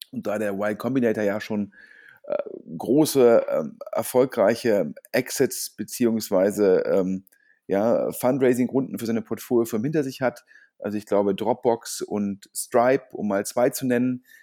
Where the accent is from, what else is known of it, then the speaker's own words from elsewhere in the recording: Düsseldorf, North Rhine-Westphalia, Germany; generell als Düsseldorfer ähm, finde ich das klasse, dass hier im Umland jetzt mehr passiert